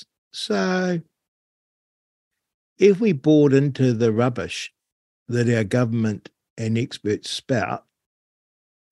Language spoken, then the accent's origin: English; North Canterbury, New Zealand; now in Central Otago, New Zealand; I grew up in North Canterbury